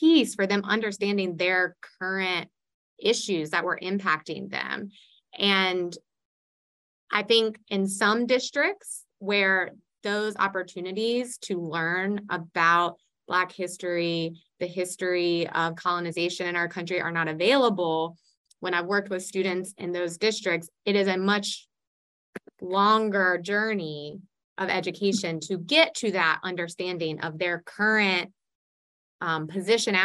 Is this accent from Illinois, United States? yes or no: no; Iredell County, North Carolina, United States; I grew up in Iredell County in the Iredell State School System